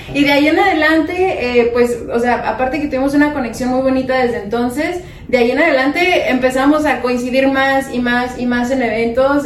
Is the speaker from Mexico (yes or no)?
yes; Guadalajara, Jalisco, Mexico; now in Los Angeles, United States; como tapatíos